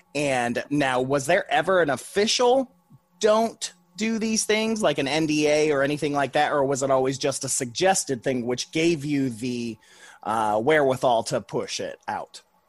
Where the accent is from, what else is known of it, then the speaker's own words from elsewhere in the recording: Toledo, Ohio, United States; Toledo, Ohio, which is where I grew up